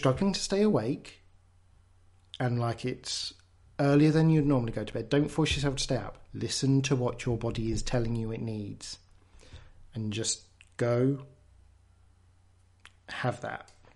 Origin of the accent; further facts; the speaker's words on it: England, United Kingdom; I'm English